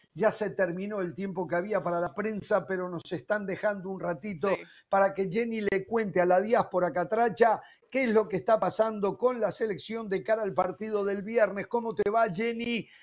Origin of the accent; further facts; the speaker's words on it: Uruguay; como uruguayo